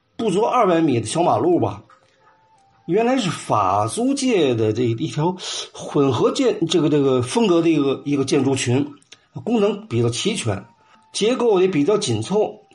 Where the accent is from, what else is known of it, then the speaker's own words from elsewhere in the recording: near Qiangzi River and Laoxikai Church, Tianjin, China; 我小的时候也在那儿附近住，在墙头和这旁边吧，不远的地方呢，就是老西开教堂